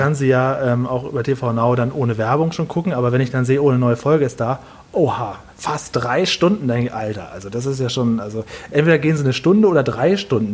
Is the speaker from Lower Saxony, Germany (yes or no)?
yes; Stade, Lower Saxony, Germany; now in Düsseldorf, Germany; Ich bin aber gebürtig aus Stade. Stade ist eine kleine Stadt vor Hamburg oder nach Hamburg